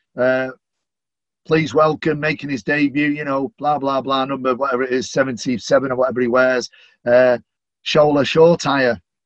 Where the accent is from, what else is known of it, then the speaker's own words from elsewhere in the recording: Manchester, North West England, United Kingdom; accent: Manchester; I'm a Mancunian, I'm a Northerner.